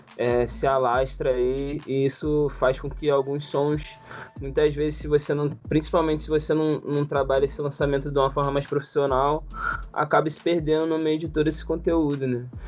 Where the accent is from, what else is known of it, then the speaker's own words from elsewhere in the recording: Rio de Janeiro, Brazil; also born or lived in Niterói; eu sou criado de favela, nasci no Manguinho, desde meu nome morei no Manguinho